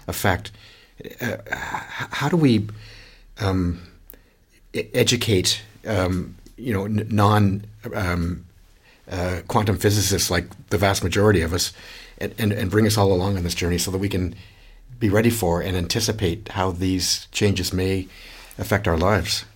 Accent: Canada; now in Australia; as a Canadian

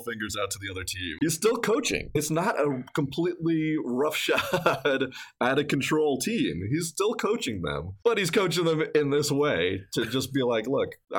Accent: New York, United States; in my neighborhood growing up in New York.

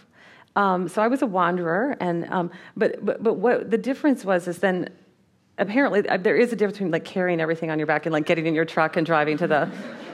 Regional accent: Minnesota, United States; I grew up in Minnesota.

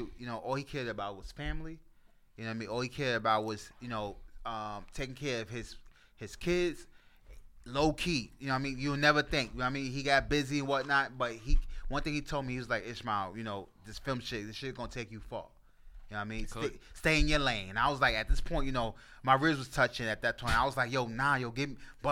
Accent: New York City, New York, United States; I'm from the Bronx. I'm from the part where, you know, you don't want to go by.

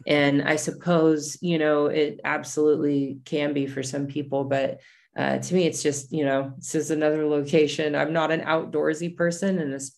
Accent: California, United States; even though I grew up in the country, I grew up in Northern California, where, you know, the redwoods are as big as something you could drive a car through

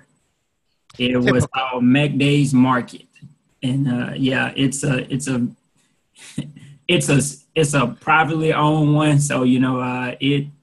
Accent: Jackson, Mississippi, United States; also born or lived in Fayetteville, North Carolina; I'm from Jackson, Mississippi. Went to Lanier High School, 833 West Maple Street

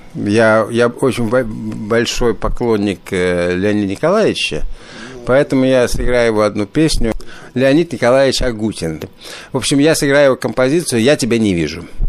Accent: Riga, Latvia; now in Ottawa, Canada; Родился в Риге, и в Риге, Рига славится вообще очень большими, даже в советское время, прежде всего, славилась большими джазовыми традициями. Я, я родился в джазовой семье.

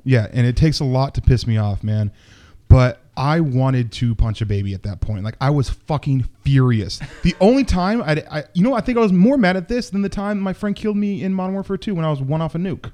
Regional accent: Seattle, Washington, United States; moved away as an adult; also born or lived in Buffalo; we're back in my hometown

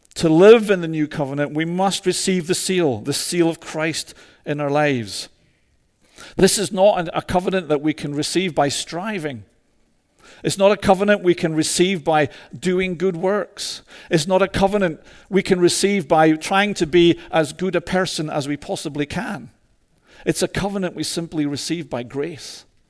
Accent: Scotland, United Kingdom; moved away; also born or lived in Toronto; a mad Scotsman

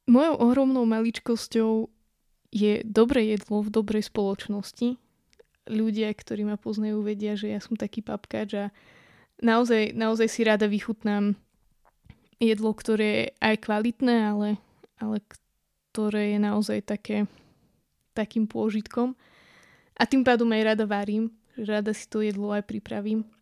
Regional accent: western Slovakia, Slovakia; now in eastern Slovakia, Slovakia; u nás na západe, na juhu, kde je úplná rovina, ako v podstate tu na východe, kde teraz bývame, kde sú vlastne všade na okolí hory.

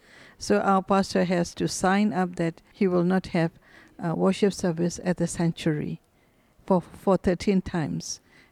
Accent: Myanmar; Yes, I was born in Myanmar.

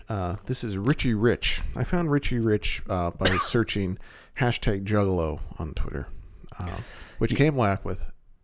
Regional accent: Tampa, Florida, United States; I'm from the Tampa Bay area, where all the greatest wrestling legends are from, brother.

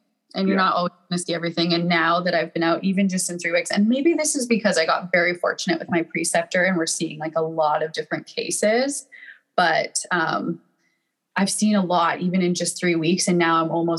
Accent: Calgary, Alberta, Canada; moved away as an adult; now in San Diego, United States; I'm from Calgary, Alberta, Canada, and I'm currently living in San Diego, California

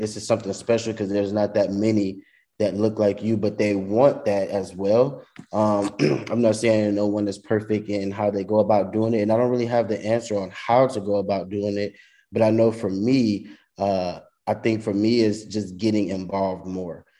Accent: Louisiana, United States; also born or lived in San Marcos, Texas; I'm originally from Louisiana, so I was able to come home.

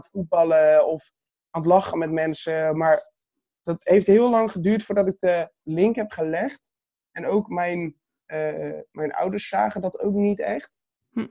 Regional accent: Katwijk, South Holland, Netherlands; Ik ben 22 jaar oud, geboren in Katwijk aan Zee

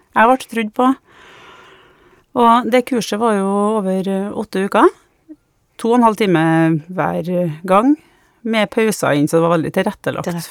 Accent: Trondheim, Trøndelag, Norway; now in Malvik, Norway; jeg kommer fra Trondheim, men eh, nå bor jeg sammen med samboeren min i Malvik

